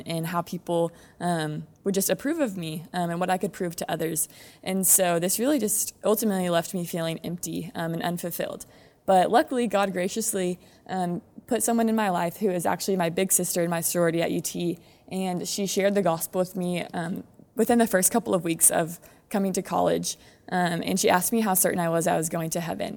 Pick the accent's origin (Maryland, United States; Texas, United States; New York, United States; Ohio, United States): Texas, United States; San Antonio; I grew up in Alma Heights, um, just around the corner